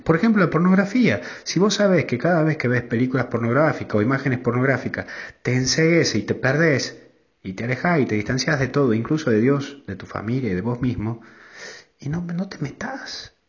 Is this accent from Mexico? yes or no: no; Tucumán, Argentina; en mi pueblo, en, Tucumán